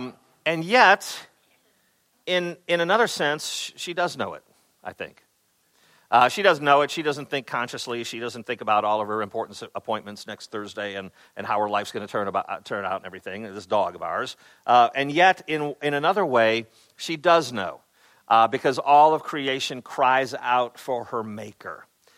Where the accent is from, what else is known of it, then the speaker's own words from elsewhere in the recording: Chicago, Illinois, United States; I grew up in Chicago area.